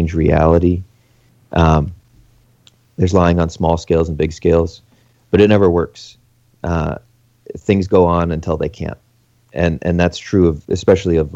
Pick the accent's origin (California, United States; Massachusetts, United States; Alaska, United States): Alaska, United States; now in Canada; I'm not from Canada. I'm from Alaska.